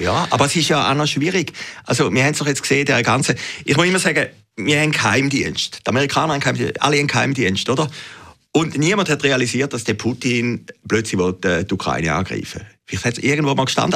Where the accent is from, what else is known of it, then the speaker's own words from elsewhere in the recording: Uhwiesen, Zurich, Switzerland; als ich kleiner Bub war, bei uns in Uwiesen im Zürcher Wieland